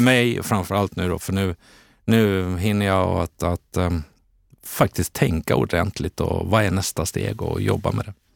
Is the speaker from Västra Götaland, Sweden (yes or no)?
yes; Borås, Västra Götaland, Sweden; also born or lived in Eskilstuna / Stockholm; now in Täby, Sweden; jag är född i Borås, hade en period i Eskilstuna, landade sen in i Stockholm 92 där jag bor kvar